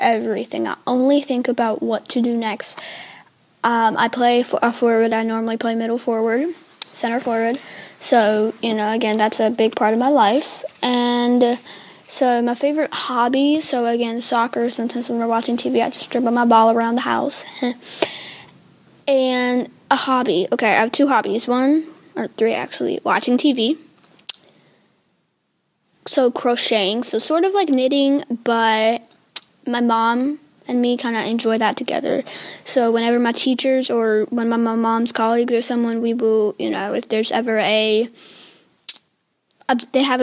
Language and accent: English; United States; I still was born here in America